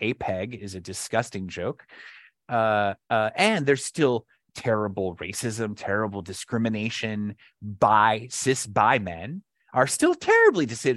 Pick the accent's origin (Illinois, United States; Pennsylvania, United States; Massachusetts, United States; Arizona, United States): Arizona, United States; Flagstaff; my hometown of Flagstaff